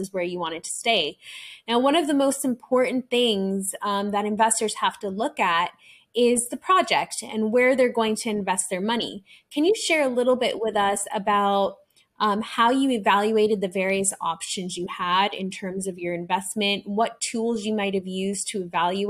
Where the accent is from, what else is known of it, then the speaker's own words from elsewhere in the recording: Canada; I can really relate to you because I'm a Canadian citizen, so I was an international student as well.